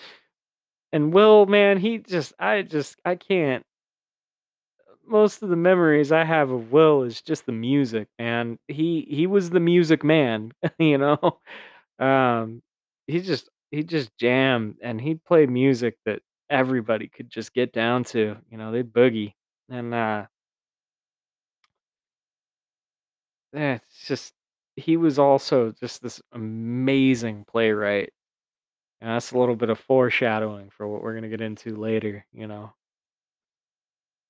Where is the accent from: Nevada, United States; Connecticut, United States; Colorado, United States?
Nevada, United States; Silver City; Growing up in Silver City, Nevada